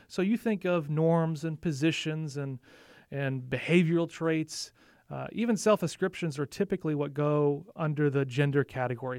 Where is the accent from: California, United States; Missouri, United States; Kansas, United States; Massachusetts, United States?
Missouri, United States; St. Louis; moved away; also born or lived in Nashville / Illinois; I grew up in primarily the Midwest. So I have, I lived in Nashville for a couple of years, but primarily Saint Louis area, both sides of the river